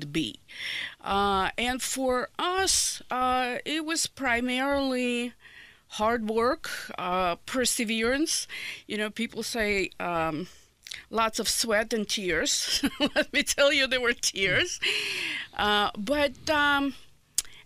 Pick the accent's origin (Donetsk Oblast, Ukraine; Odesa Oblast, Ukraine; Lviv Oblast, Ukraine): Odesa Oblast, Ukraine; Odesa; English is a second language; moved away as an adult; now in Indianapolis, United States; So, I was born in Odessa, Ukraine. Lived there for 23 years. Came to the United States, to Indianapolis in 1989